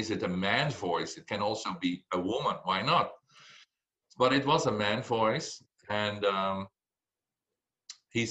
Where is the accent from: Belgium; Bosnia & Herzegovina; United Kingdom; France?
Belgium; I said, Belgium